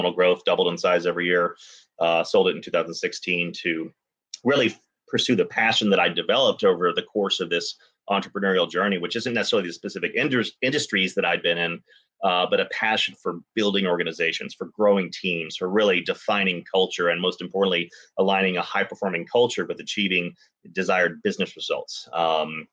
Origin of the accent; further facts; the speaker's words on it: Dallas, Texas, United States; I grew up in Dallas